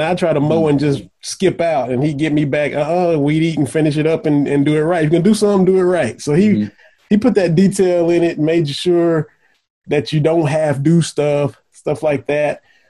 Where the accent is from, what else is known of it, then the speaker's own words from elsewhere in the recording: Lynch, Kentucky, United States; I was born in Lynch, Kentucky. And like you said, you had some Eastern Kentucky representation in here. Jamie Boggs was up in here. He's from Putney, Kentucky. I'm from Lynch. We're both Harlan County guys.